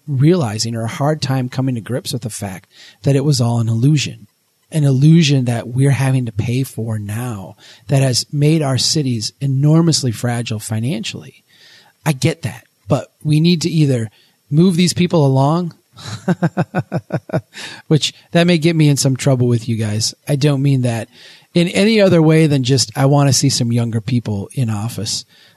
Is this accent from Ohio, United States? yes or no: no; Brainerd, Minnesota, United States; my hometown here in Brainerd